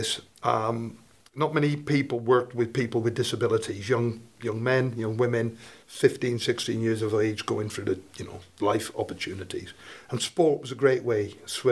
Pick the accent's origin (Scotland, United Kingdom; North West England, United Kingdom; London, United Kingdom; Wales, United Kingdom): Wales, United Kingdom; Welshpool; moved away as an adult; also born or lived in Manchester / Shrewsbury / Worcester; as you can probably pick up from my accent, originally from rural Mid Wales